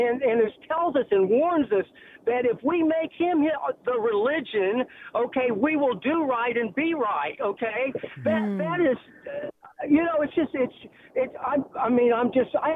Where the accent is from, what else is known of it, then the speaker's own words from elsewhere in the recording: Georgia, United States; now in Florida, United States; I'm Georgia and actually live in Florida now